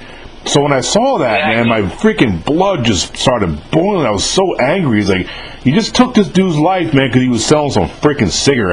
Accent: New York City, New York, United States; because I'm from New York. I was born and raised in New York

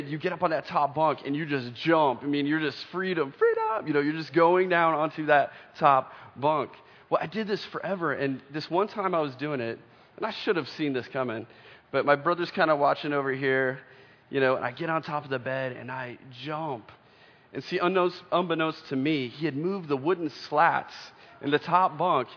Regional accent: Oklahoma, United States; I remember growing up in Oklahoma, we lived in just this little house

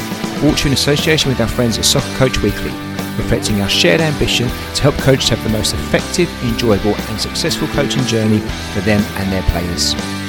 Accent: London, United Kingdom; Us Londoners.

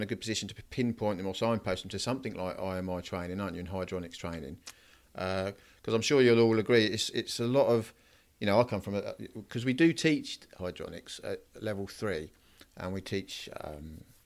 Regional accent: Norwich, East of England, United Kingdom; now in Ipswich, United Kingdom; I grew up near Norwich, and I now live in sort of Ipswich

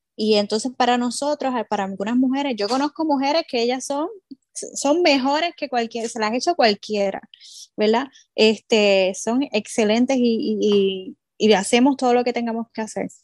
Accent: Puerto Rico; Nosotras como mujeres y como boricuas y, puertorriqueñas

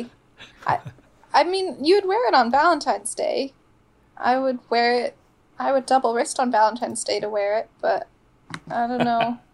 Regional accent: London, United Kingdom; moved away; I grew up mostly in London

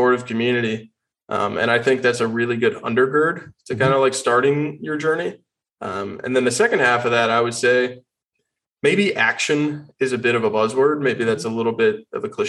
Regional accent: Austin, Texas, United States; I was born and raised in Austin, Texas

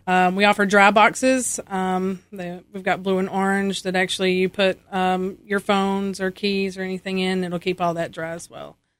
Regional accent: Ashe County, North Carolina, United States; I am from Ashe County. I'm born and raised here, um, all my life

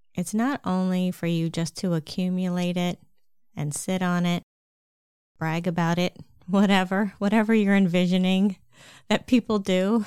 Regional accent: Lancaster, Pennsylvania, United States; I grew up in Amish country, Lancaster, Pennsylvania

